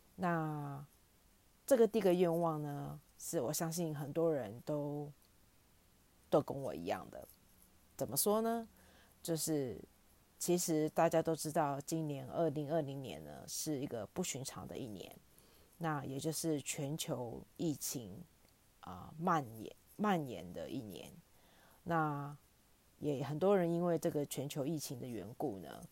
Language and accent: Chinese; Australia; also born or lived in Taiwan; 从小在澳洲读书